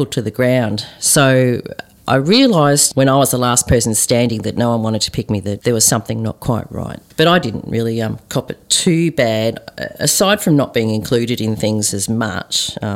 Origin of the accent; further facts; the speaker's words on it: Melbourne, Victoria, Australia; Growing up in Melbourne, southeastern suburbs of Melbourne, where there were hardly any Asians